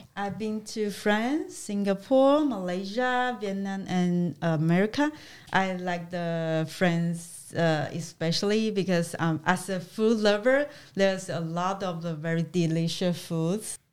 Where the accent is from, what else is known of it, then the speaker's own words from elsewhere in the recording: Kaohsiung, Taiwan; English is a second language; moved away; I'm Taiwanese from the south of the Taiwan, Kaohsiung.